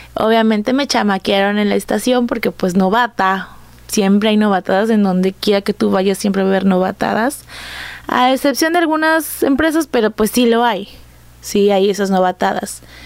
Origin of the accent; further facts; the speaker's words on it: Coatzacoalcos, Veracruz, Mexico; soy de Coatzacoalcos, Veracruz, aquí nací, aquí he crecido